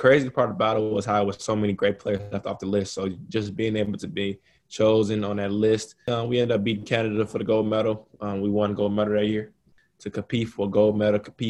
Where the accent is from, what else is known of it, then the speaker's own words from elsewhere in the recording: Chicago, Illinois, United States; my home state, you know, born and raised Chicago